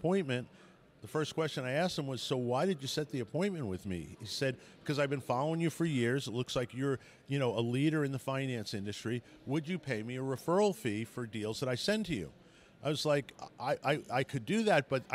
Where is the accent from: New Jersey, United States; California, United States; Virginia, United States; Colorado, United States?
Colorado, United States; I'm from Colorado